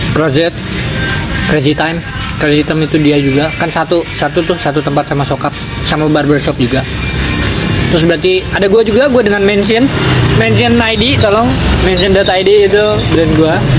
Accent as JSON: {"language": "Indonesian", "region": "East Java", "country": "Indonesia", "also_born_or_lived": "Setu, Bekasi", "moved": "yes", "lives_now": "Bekasi, Indonesia", "said": "gue juga orang Jawa Timur"}